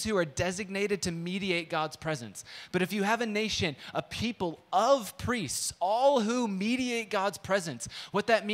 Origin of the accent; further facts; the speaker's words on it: San Diego, California, United States; moved away; also born or lived in Midwest; I grew up in San Diego